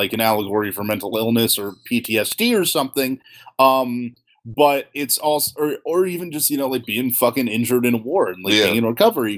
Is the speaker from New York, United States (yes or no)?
no; Pennsylvania, United States; I was Jewish and from Pennsylvania and white